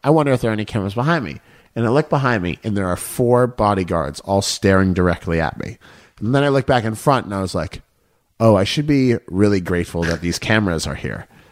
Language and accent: English; Boston, Massachusetts, United States; my hometown of Boston